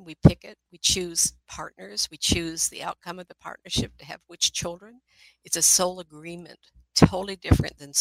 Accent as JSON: {"language": "English", "town": "Inglewood", "region": "California", "country": "United States", "tie": "born or raised there", "also_born_or_lived": "Hollywood, California", "said": "I was born in Inglewood, California. We lived in Hollywood"}